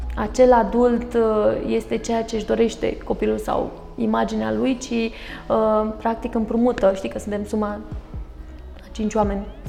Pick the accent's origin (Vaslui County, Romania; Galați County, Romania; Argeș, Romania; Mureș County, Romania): Galați County, Romania; Galați; un copil de 10 ani, într-un oraș nu foarte mare, nu eram în capitală, da, eu sunt gălățeancă